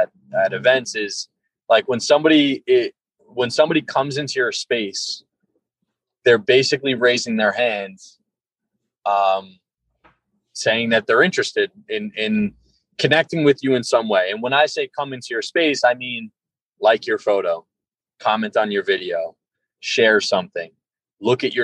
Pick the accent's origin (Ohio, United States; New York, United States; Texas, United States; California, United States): New York, United States; Long Island; I'm from Long Island